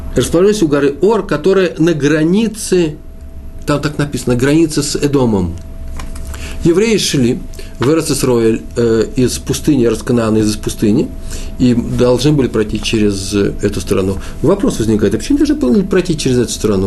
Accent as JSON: {"language": "Russian", "region": "Moscow", "country": "Russia", "said": "Я москвич"}